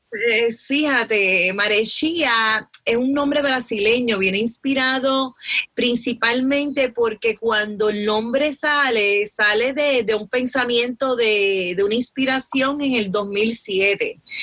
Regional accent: Arecibo, Puerto Rico; soy natural de Arecibo

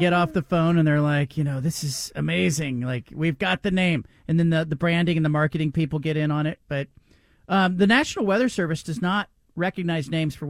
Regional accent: California, United States; up in California, that's drilled into your head. I had grandparents in Lake Tahoe, man.

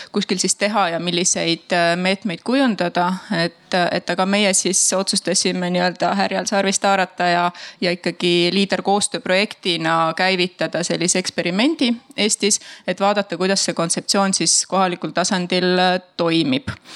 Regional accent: Tartu, Tartu County, Estonia; mina tulen Tartust ja Tartumaalt

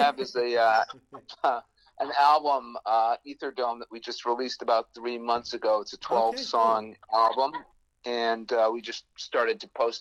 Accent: Boston, Massachusetts, United States; I was born in Boston

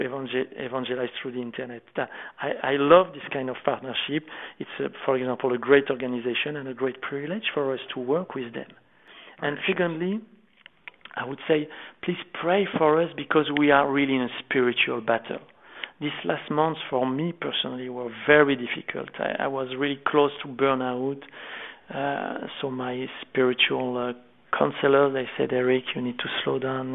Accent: France; accent: French; English is a second language; I don't feel French because not with my accent for sure

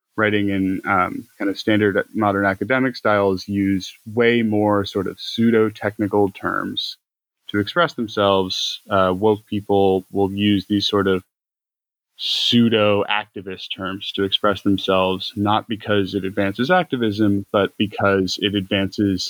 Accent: United States; also born or lived in Ireland; I went to university in Ireland, but I'm American

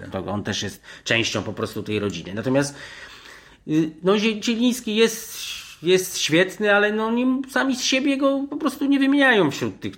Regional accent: Poland; ja też się nie przyznawałem, że jestem z Polski nigdy

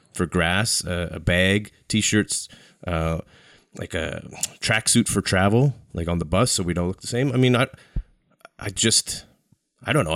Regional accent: Canada; as a Canadian

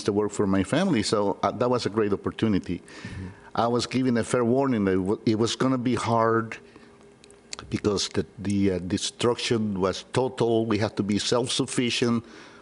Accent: San Salvador, El Salvador; moved away; Born and raised in San Salvador, El Salvador.

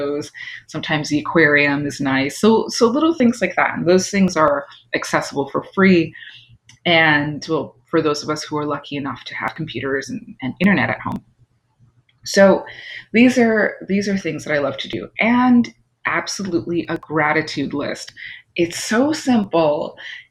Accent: New York, United States; I'm from New York, but my, you know, part of my bloodline is island

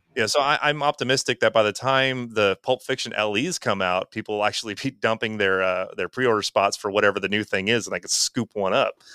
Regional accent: Wisconsin, United States; we're both from Wisconsin, you know, and I'm only a couple hours north of them.

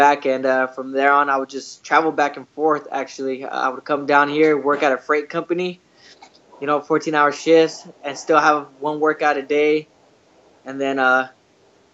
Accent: Lemoore, California, United States; I'm from Lemoore, California

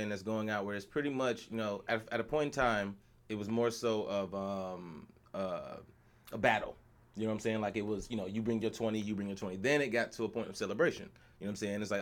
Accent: the South, United States; bro, I'm from the South, bro.

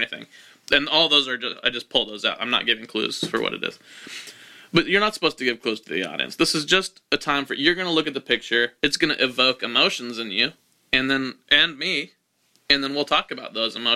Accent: Wichita, Kansas, United States; Nathan and I are both from Wichita, Kansas

